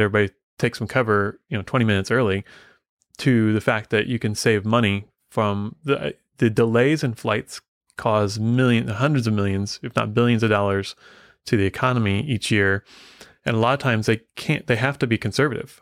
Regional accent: Midwest, United States; I grew up in the Midwest

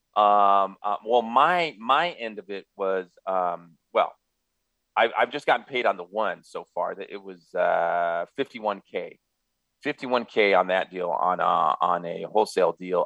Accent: San Gabriel Valley, California, United States; also born or lived in Los Angeles; was born in LA, uh, grew up in the San Gabriel Valley

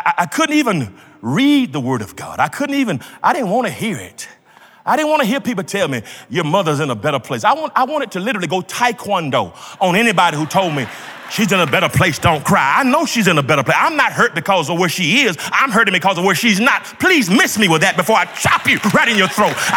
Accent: Georgia, United States; When I grew up in Georgia

